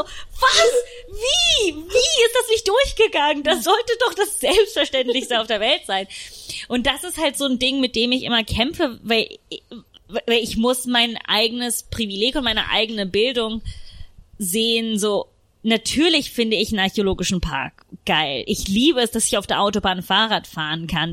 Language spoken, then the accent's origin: German; Rome, Lazio, Italy; moved away; ich bin zum Beispiel in Rom aufgewachsen